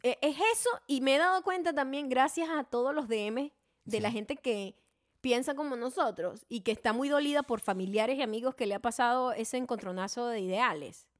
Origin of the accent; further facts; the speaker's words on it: Venezuela; moved away as an adult; now in United States; nosotros que somos venezolanos, vivimos allá nuestra mayor parte de nuestra vida